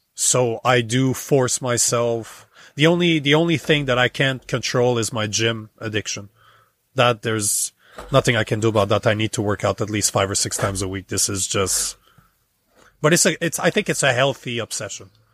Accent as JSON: {"language": "English", "country": "Canada", "moved": "as an adult", "lives_now": "United States", "said": "as a Canadian for thirty-five years"}